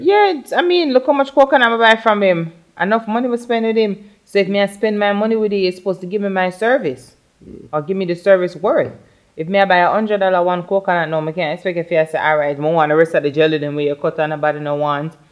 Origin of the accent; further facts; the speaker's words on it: New York, United States; I'm a New Yorker. I got my attitude because I'm from New York.